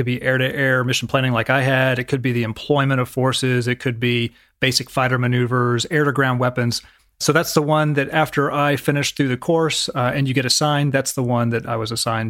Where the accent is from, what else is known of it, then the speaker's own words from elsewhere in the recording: Dallas-Fort Worth, Texas, United States; So grew up in Dallas-Fort Worth area of North Texas, was incredibly fortunate, was selected by my congressman to attend the U.S. Naval Academy.